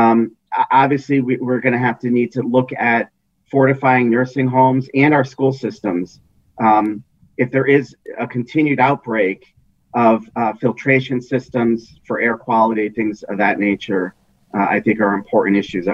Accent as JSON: {"language": "English", "region": "Connecticut", "country": "United States", "tie": "born or raised there"}